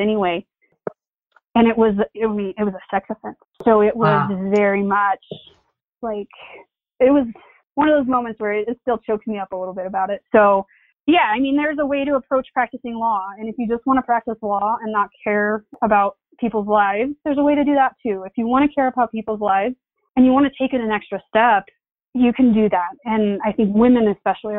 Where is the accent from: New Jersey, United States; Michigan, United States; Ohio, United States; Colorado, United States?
Colorado, United States; Eastern Plains; I'm from the Eastern Plains